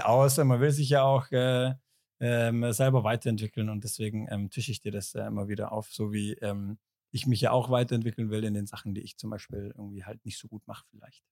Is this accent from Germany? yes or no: yes; Ulm, Baden-Württemberg, Germany; moved away; Ich komme ja aus Ulm